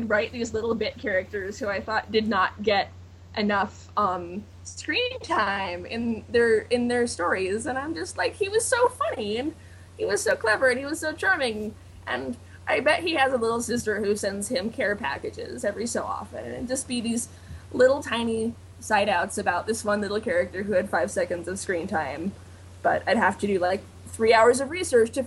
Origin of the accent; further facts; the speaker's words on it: United States; I am so American.